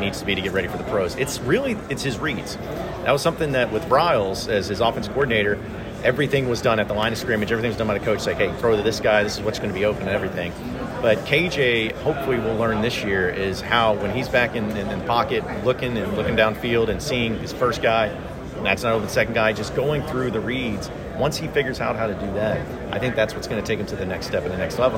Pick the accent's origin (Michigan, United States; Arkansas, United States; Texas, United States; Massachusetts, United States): Arkansas, United States; growing up in Arkansas myself and growing up a Razorback fan, going to the U